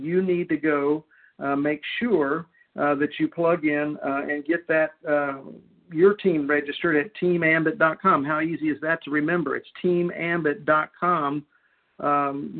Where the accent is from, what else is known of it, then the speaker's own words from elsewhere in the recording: Houston, Texas, United States; my hometown, Houston, Texas